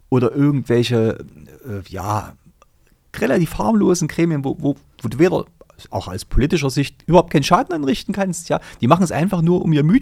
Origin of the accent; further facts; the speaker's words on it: East Germany, Germany; Also klar ist die Sache bei uns im Osten entstanden.